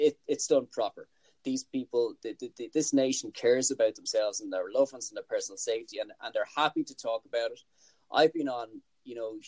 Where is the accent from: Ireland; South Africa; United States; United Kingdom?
Ireland; as an Irishman